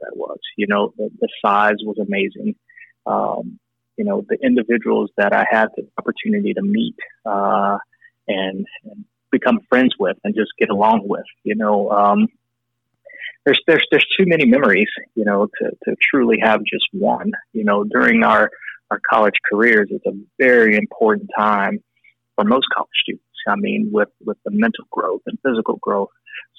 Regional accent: St. Louis, Missouri, United States; I grew up in St. Louis

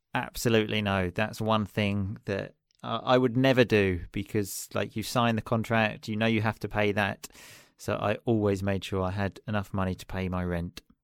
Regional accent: Chelmsford, East of England, United Kingdom; moved away as an adult; now in Sicily, Italy; I am originally from England, um, a city just outside London called Chelmsford

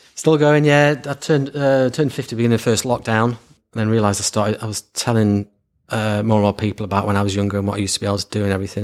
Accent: Lancashire, North West England, United Kingdom; born and bred in Lancashire

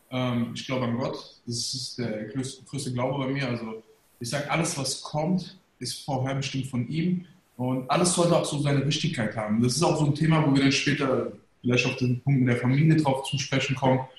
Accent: Germany; born there; also ich bin gebürtiger Deutscher, Sieht man ja. Deutscher.

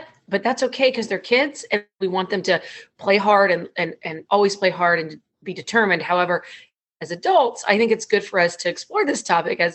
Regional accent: Idaho, United States; I grew up in Idaho, a state out in the Northwest

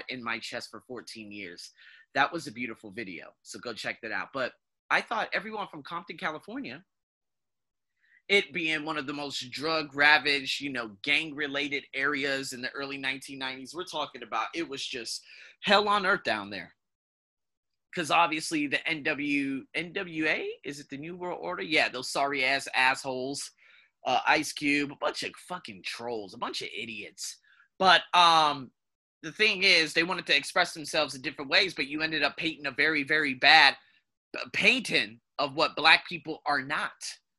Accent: United Kingdom; moved away; also born or lived in United States; I'm British

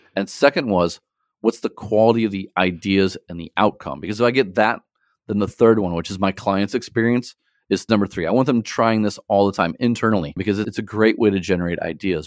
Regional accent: St. Louis, Missouri, United States; now in China; I'm from Saint Louis originally

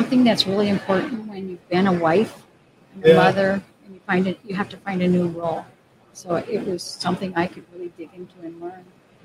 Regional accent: Faribault, Minnesota, United States; moved away as an adult; now in Hudson, United States; I grew up in Minnesota

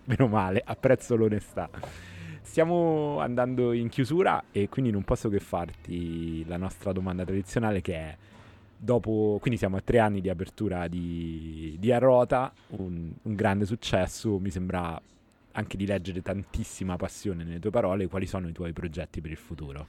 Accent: Rome, Lazio, Italy; da romano, nato e vissuto a Roma a 42 anni

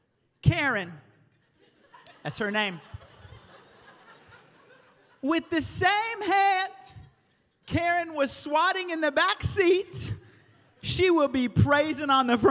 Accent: the South, United States; I grew up in the South

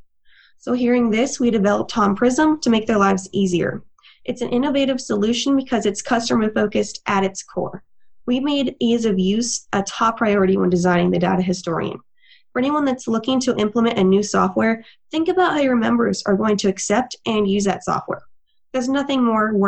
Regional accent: Texas, United States; also born or lived in overseas; I myself am a native Texan, born and raised in Texas for the most part, but I also lived overseas a little bit when I was younger.

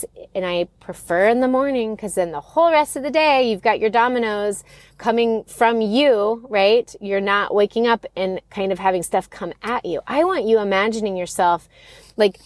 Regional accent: Florida, United States; moved away; I grew up in Florida

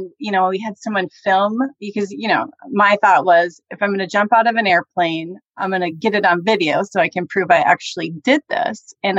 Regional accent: Minnesota, United States; accent: Minnesota; I was born and raised in Minnesota. So I'm a Midwest girl at heart. And certain words I'll say, you can hear the Minnesota accent come out.

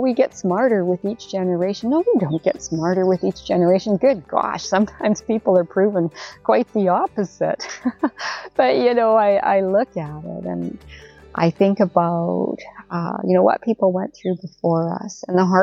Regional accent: Canada

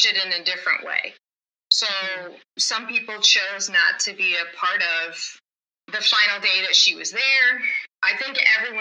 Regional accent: Midwest, United States; I grew up in the Midwest.

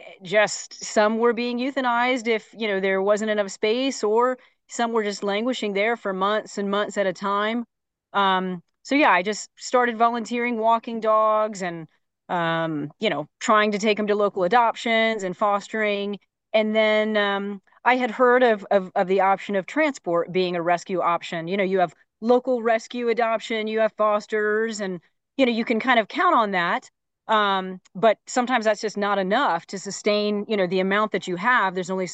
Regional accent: Phoenix, Arizona, United States; In Phoenix, Arizona.

